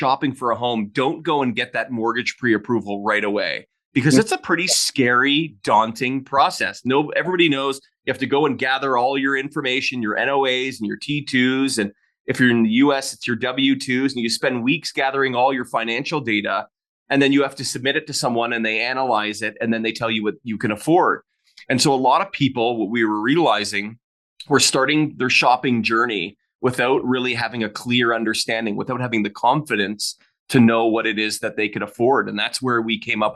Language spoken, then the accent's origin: English; Hamilton, Ontario, Canada; moved away as an adult; also born or lived in Orlando, Florida / Calgary; I was originally from Ontario, from Hamilton, Ontario